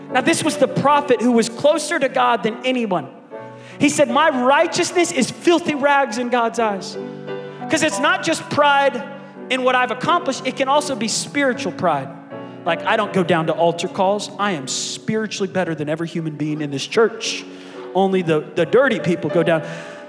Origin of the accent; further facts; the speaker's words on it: Oklahoma, United States; We said, yeah, we're from Oklahoma.